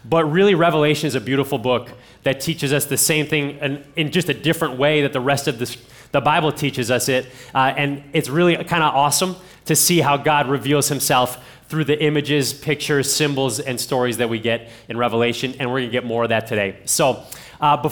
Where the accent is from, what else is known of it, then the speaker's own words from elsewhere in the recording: Ohio, United States; I'm from Ohio